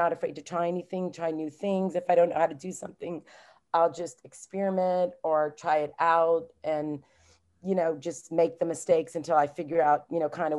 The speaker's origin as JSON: {"language": "English", "region": "Southwest Louisiana", "country": "United States", "tie": "born or raised there", "moved": "yes", "lives_now": "Maryland, United States", "said": "I was born and raised in Southwest Louisiana, like in the heart of Cajun country."}